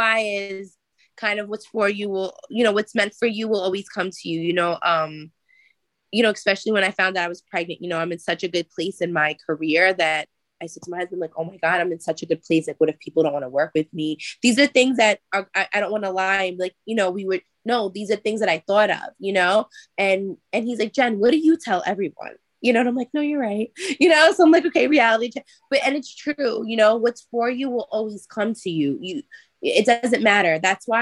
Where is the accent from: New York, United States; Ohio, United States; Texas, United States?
New York, United States; I'm from New York